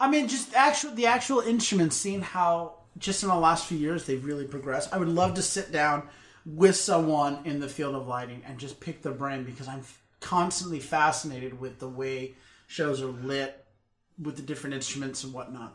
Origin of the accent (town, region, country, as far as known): United States